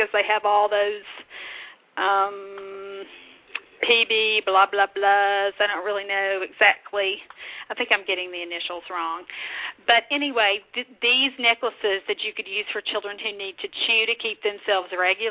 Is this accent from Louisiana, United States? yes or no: no; Kentucky, United States; that's my home state convention